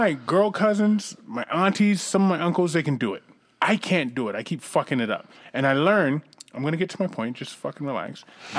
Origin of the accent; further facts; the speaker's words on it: Northeast, United States; I'm from the Northeast.